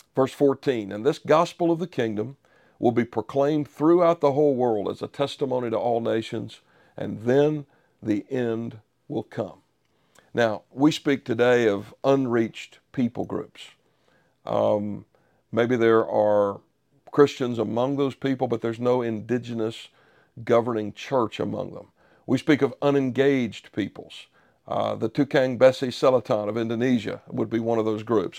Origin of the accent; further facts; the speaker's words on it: United States; as a Westerner, as an American who had, until that moment, enjoyed the relative security of living here